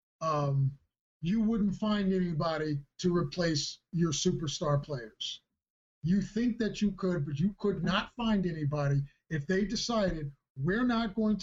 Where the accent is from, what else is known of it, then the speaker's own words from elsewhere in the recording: Philadelphia, Pennsylvania, United States; I'm from Philadelphia